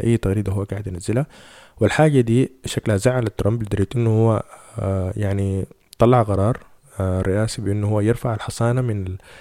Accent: Sudan; فاحنا عندنا في السودان

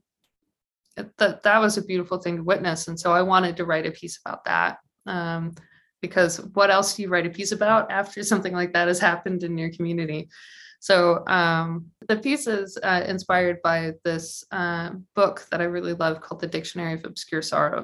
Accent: Naperville, Illinois, United States; moved away; I'm not from Chicago, I'm from Naperville, which is for those unfamiliar with Chicagoland geography is like 40 minutes straight west on the train.

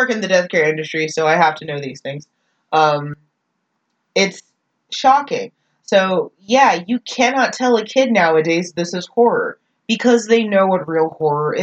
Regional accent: North Texas, United States; I'm from North Texas

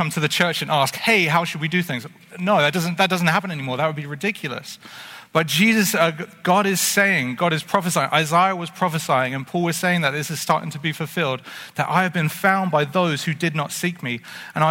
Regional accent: England, United Kingdom; now in Canada; growing up in England

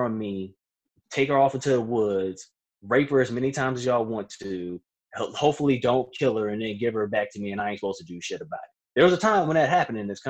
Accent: Virginia, United States; I'm from Virginia

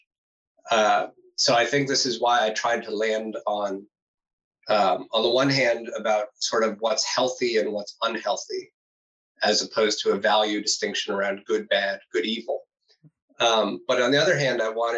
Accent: United States; now in Netherlands; an American, now living in the Netherlands

